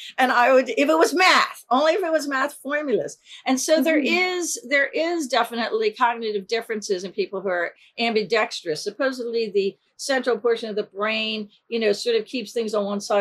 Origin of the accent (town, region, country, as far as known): Glenside, Pennsylvania, United States; born or raised there; also born or lived in Philadelphia, Pennsylvania